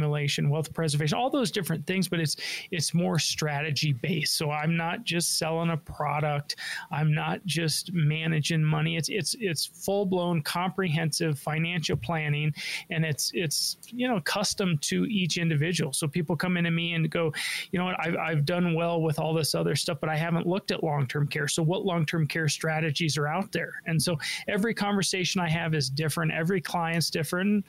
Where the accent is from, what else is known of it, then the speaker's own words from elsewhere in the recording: Denver, Colorado, United States; I was born and raised in Denver